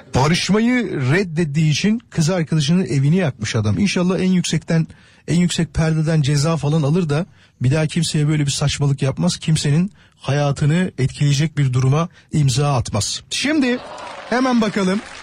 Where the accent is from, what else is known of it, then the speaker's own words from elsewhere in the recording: Kocaeli, Turkey; Kocaeli'de, benim memleketimde